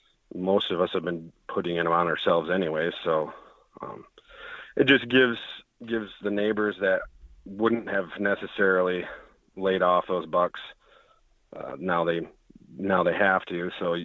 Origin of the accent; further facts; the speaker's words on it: Michigan, United States; I'm from Northern Michigan.